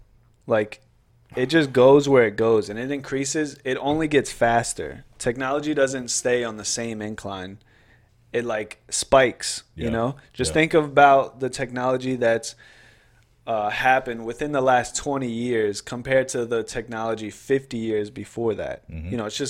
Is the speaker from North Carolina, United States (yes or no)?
yes; North Carolina, United States; We're from North Carolina.